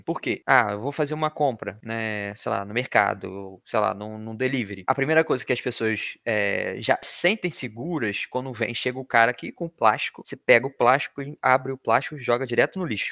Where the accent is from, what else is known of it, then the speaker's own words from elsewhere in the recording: Rio de Janeiro, Brazil; moved away; sou natural do Rio de Janeiro